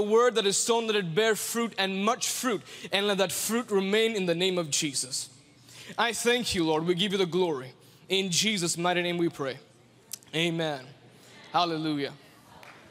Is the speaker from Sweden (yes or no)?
no; India; I'm from India